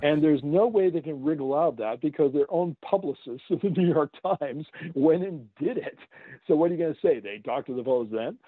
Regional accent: Canada; I'm a Canadian. Yeah. So I've lived next to this elephant all my life

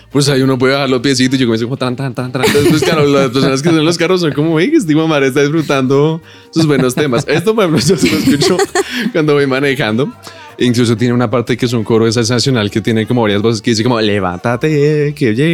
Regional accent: Subachoque, Cundinamarca, Colombia; also born or lived in Bogotá; me trae a mi, a mi pueblo, a mi, a mi subachoque

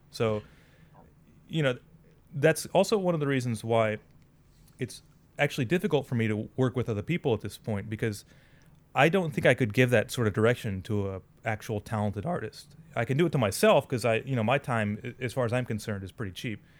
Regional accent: United States; now in Saitama, Japan; as an American

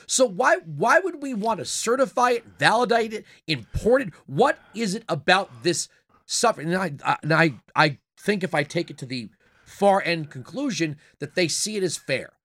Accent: Long Island, New York, United States; moved away; I'm from Long Island, uh, originally.

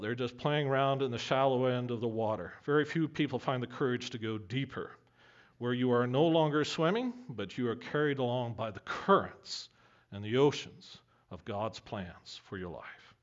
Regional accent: Camrose, Alberta, Canada; when I was growing up in Camrose

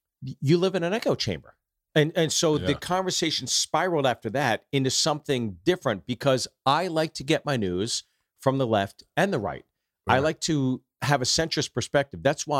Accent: New York, United States; And, you know, we're cut from the New York cloth, right?

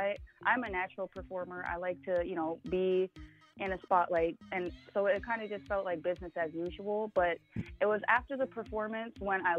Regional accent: Washington, United States; born there; I was born in Washington. My father was a military person, so we've lived in several different places throughout my lifetime.

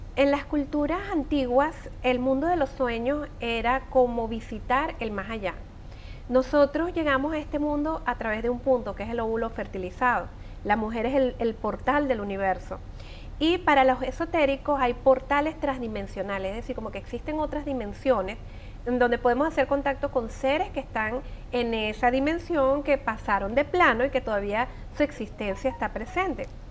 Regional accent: Venezuela; moved away; como buenos venezolanos tenemos muchas tradiciones

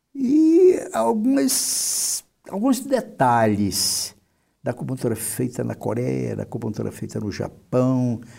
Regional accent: Fortaleza, Ceará, Brazil; moved away as an adult; also born or lived in Porto Alegre / São Paulo; eu terminei meu curso de, de medicina em Fortaleza, no Ceará, de onde eu venho.

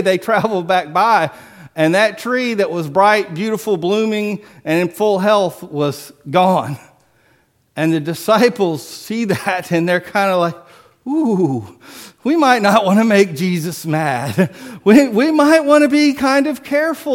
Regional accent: Biloxi, Mississippi, United States; moved away; I'm from Biloxi

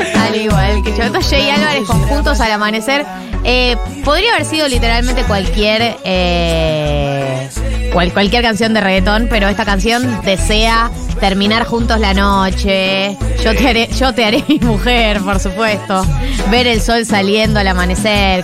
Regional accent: Argentina; somos los argentinos

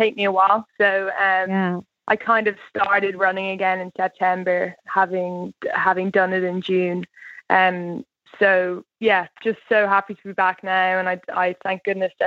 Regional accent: Ireland; as the Irish people

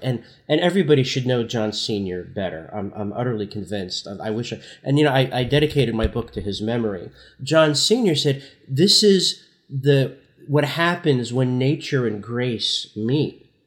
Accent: Newark, New Jersey, United States; I, I grew up in Newark, New Jersey in the sixties and seventies

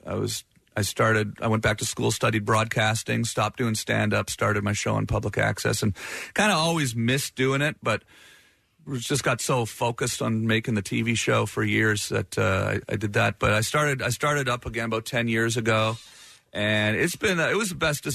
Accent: Canada; I'm Canadian

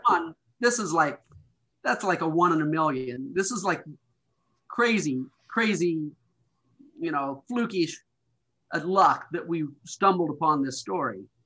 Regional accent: Montana, United States; moved away; growing up in Montana, there, there was just a different attitude here

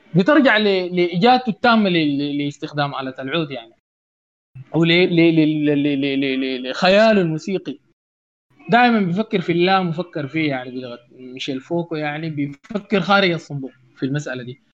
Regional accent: Sudan; أنا كزول سوداني بسيط

